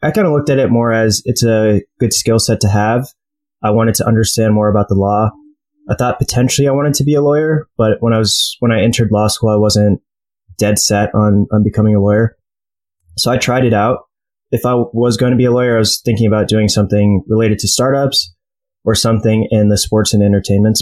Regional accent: Detroit, Michigan, United States; moved away as an adult; also born or lived in New York / Cleveland / Philadelphia / Chicago; So I was born in New York, lived there for like a year or two, moved to Cleveland, lived there until I was about eight, then moved to Detroit. I was there until the end of high school

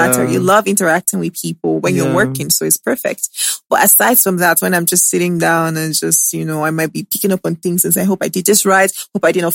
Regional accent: Lagos, Nigeria; also born or lived in Benin City; I grew up in Lagos

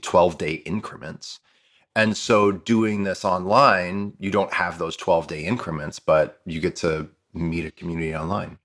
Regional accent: Toledo, Ohio, United States; My Spanish is really good from leaving, from growing up in Toledo

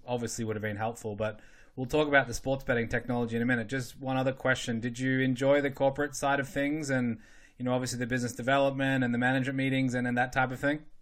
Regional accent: Australia; moved away; growing up in Australia

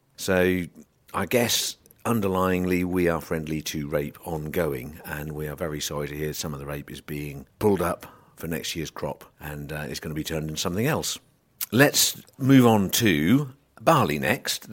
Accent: United Kingdom; we're British

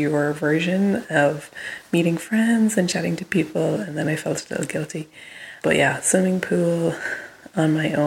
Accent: Limerick, Munster, Ireland; now in California, United States; I am from Limerick, but I live in California.

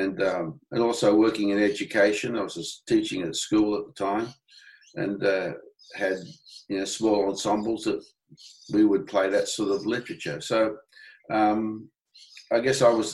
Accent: England, United Kingdom; now in Australia; I'm an Englishman by birth

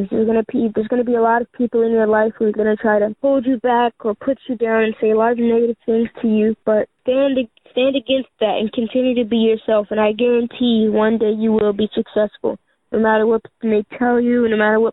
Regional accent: New Jersey, United States; also born or lived in Atlanta; I'm from New Jersey, but we go back and forth to Atlanta and Jersey

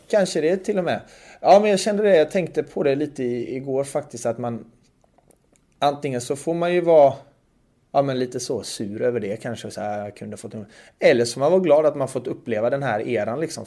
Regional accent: Sweden; moved away as an adult; now in Zug, Switzerland; jag är ju uppvuxen i Sverige

